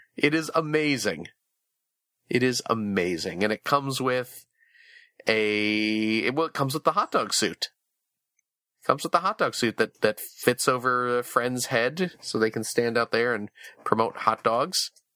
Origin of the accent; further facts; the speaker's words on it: Chicago, Illinois, United States; I'm from the Chicagoland area